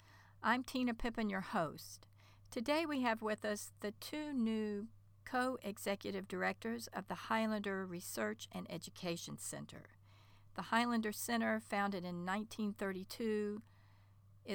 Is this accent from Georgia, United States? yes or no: yes; Atlanta, Georgia, United States; my hometown of Atlanta, Georgia